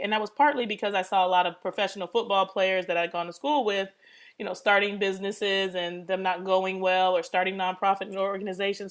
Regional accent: Detroit, Michigan, United States; also born or lived in Pittsburgh; I was born in Detroit, and I was raised between Detroit and Pittsburgh because my parents split up when I was three

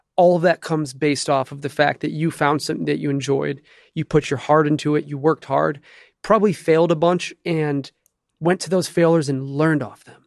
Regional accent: Detroit, Michigan, United States; now in Los Angeles, United States; I grew up in Detroit and Jewish family

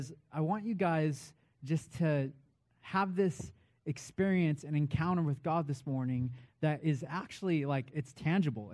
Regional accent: Vancouver, Washington, United States; moved away as an adult; also born or lived in Nashville, Tennessee; now in Boise, United States; I hail from Boise, Idaho. Not originally, though. I'm originally from Vancouver, Washington

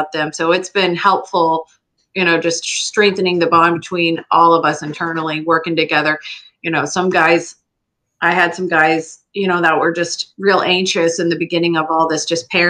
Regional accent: Lee County, Florida, United States; I was born and raised in Lee County

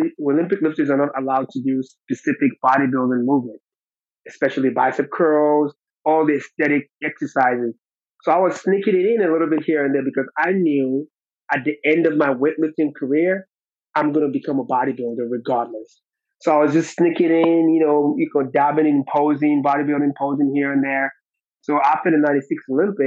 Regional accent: Nigeria; moved away; where I'm from, I'm originally from Nigeria

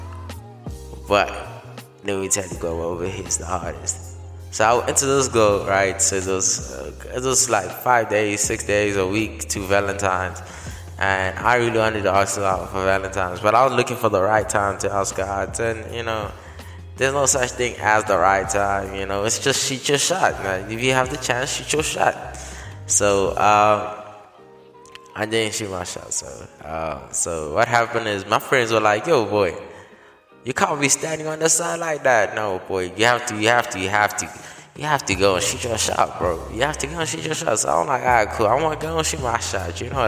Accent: South Africa; I was born and raised in South Africa

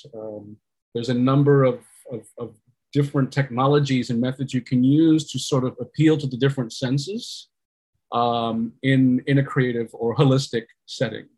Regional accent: New York, United States; I'm a New Yorker New York born Puerto Rican, but I was raised by uh, immigrants

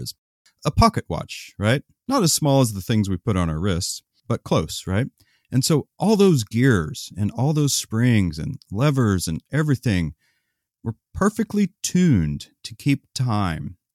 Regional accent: Oklahoma, United States; when I was growing up in Oklahoma

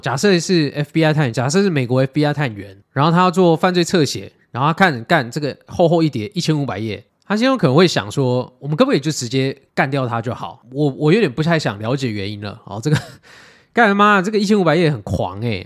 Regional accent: Taiwan; 我们台湾人

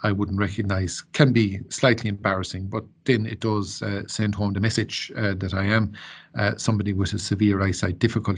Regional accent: Ennistymon, Munster, Ireland; I grew up then in Ennisdiamon with my family

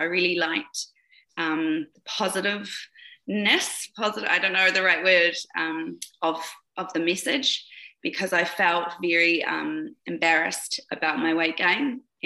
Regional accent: New Zealand; now in Kamloops, Canada; I was actually born in New Zealand, but I live in Canada now. I'm a Kiwi

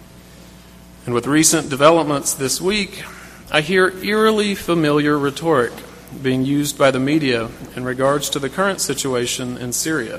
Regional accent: South Carolina, United States; When I was a child growing up in South Carolina

